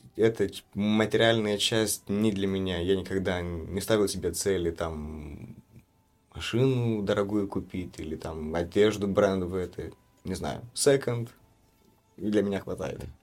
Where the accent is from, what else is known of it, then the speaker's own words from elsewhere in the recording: Chișinău, Moldova; Я из Кишинева, родился из Кишинева, но мои родители родом из Валень